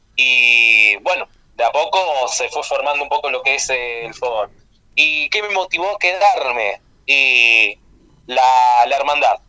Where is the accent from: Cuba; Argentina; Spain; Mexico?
Argentina; Rafaela, Santa Fe; soy de Rafaela Santa Fe